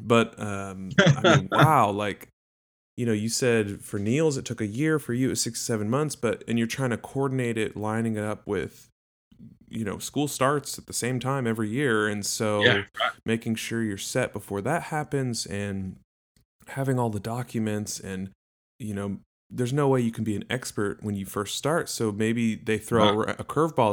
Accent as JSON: {"language": "English", "country": "United States", "said": "for Americans"}